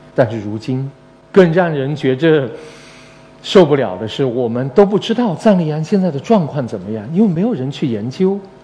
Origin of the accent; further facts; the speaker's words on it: Yunnan, China; 那是我的，来自我家乡的滇金丝猴